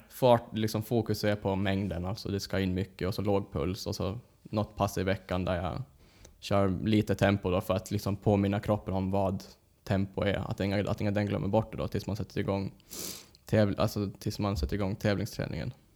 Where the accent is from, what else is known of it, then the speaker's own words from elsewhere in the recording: Åland Islands; moved away; åka hem över den helgen, träffa släkten, familj